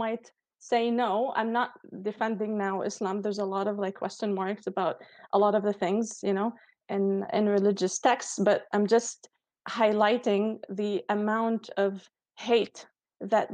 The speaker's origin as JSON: {"language": "English", "country": "Lebanon", "said": "I come from Lebanon"}